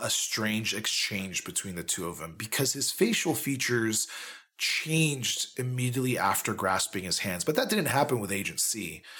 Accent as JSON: {"language": "English", "country": "United Kingdom", "said": "No offense. It's understood. I'm British."}